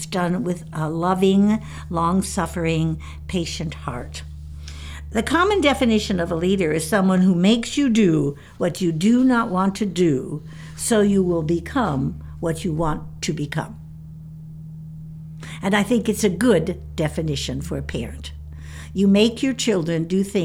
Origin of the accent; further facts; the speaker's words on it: Chicago, Illinois, United States; When I was a girl living in the city of Chicago